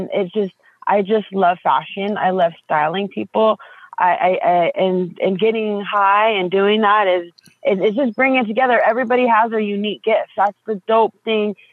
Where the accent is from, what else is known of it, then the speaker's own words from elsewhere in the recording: Southern California, United States; I grew up in the 90s. I grew up in Southern California